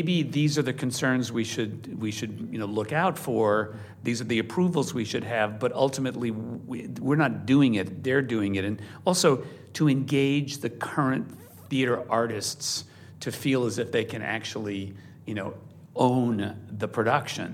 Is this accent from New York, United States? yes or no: yes; New York, United States; I grew up in New York